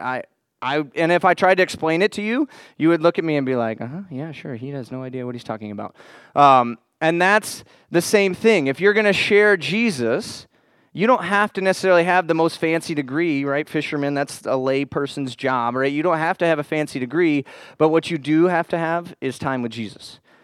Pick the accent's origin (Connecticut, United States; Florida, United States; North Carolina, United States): Florida, United States; I grew up in Florida.